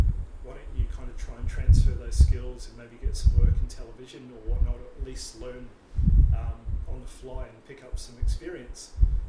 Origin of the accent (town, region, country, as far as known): Palmerston North, Manawatū-Whanganui, New Zealand; born or raised there; also born or lived in Gold Coast, Australia; now in Australia